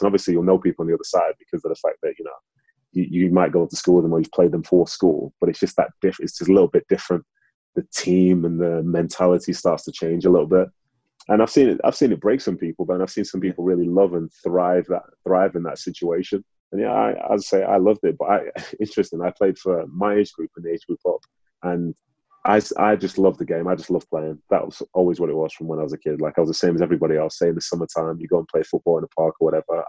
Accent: Manchester, North West England, United Kingdom; also born or lived in Nigeria; I was born in Nigeria, came over to England. I was living in Manchester

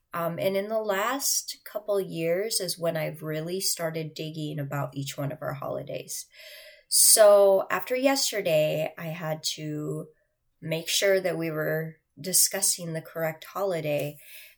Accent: United States; I am American and I am very patriotic. I love my country.

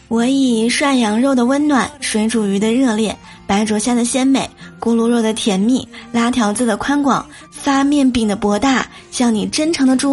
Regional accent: Shanxi, China; 其实我也特别爱吃我们家乡的晋式月饼，也爱吃酥皮儿月饼。

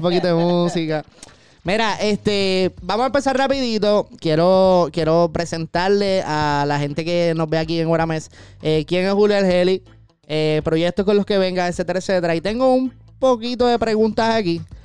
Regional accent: Caguas, Puerto Rico; yo soy de Cagua

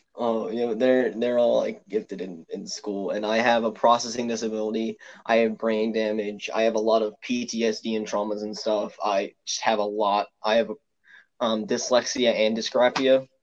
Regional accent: Pennsylvania, United States; I'm from Pennsylvania. I'm actually 20 minutes away from Philadelphia

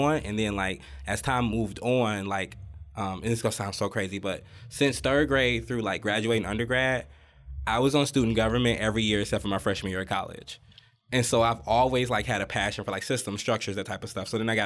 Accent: Detroit, Michigan, United States; Detroit, Michigan

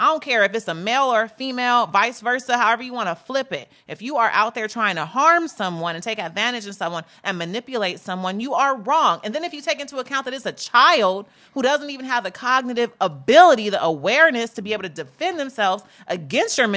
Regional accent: Chicago, Illinois, United States; You, from, you was in Georgia. I'm from Chicago.

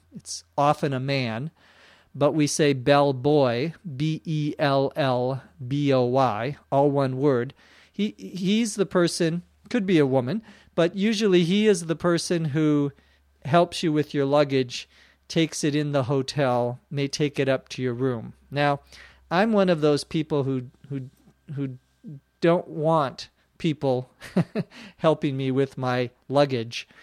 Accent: Minnesota, United States; now in Los Angeles, United States; back to my home state, back to Minnesota to visit my parents

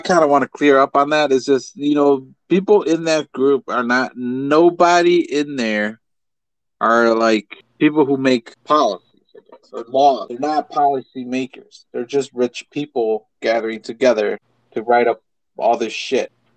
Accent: United States; We're just American

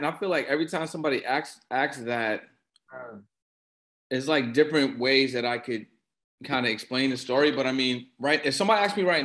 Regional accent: Boston, Massachusetts, United States; I'm from Boston

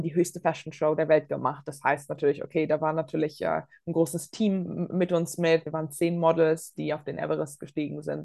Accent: Bonn, North Rhine-Westphalia, Germany; moved away; also born or lived in Latvia; Ich bin selbst äh, in Bonn zur Schule gegangen

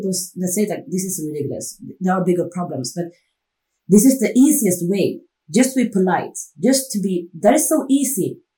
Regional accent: Stockholm, Stockholm County, Sweden; I grew up in a, like a rich neighborhood, not rich, but uh, over middle class. And when I said like I'm from Enskede

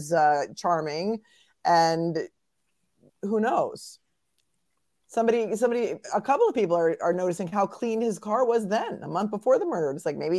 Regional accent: Pennsylvania, United States; I'm really not familiar with it because I'm from Pennsylvania.

